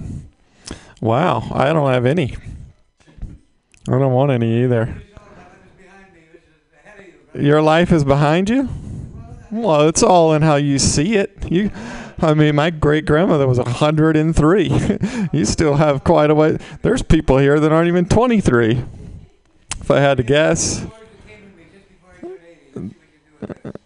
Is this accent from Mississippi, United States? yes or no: yes; Mississippi, United States; now in San Francisco, United States; I'm originally from Mississippi